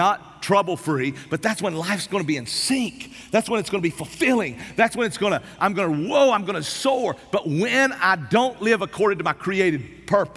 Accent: East Tennessee, United States; I grew up in East Tennessee. Man, I grew up in the Smoky Mountains

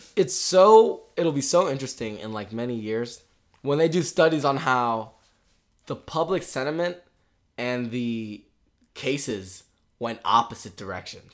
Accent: Richmond, Virginia, United States; we're from Richmond, which is in Virginia

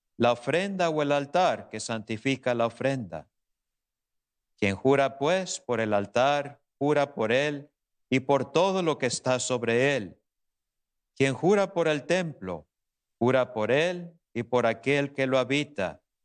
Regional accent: Tecolotlán, Jalisco, Mexico; moved away; mi pueblo natal, por allá en Tecolotlán, Jalisco

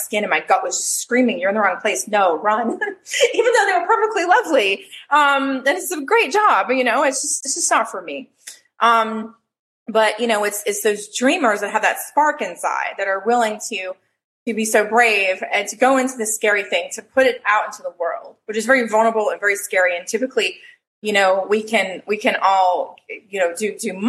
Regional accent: North Carolina, United States; moved away as an adult; also born or lived in San Francisco / New York; I also made skirts and mini dresses in high school because I'm from North Carolina

